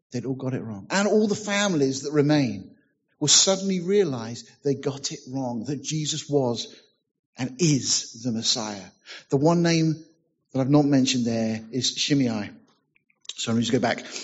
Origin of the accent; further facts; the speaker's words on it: United Kingdom; Well, being British, you know, said nothing.